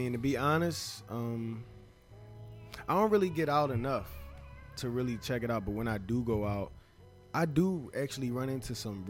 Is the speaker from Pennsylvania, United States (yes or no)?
yes; Philadelphia, Pennsylvania, United States; also born or lived in Upper Darby, Pennsylvania; I'm originally from Southwest. I was raised in Upper Darby, partially in Upper Darby.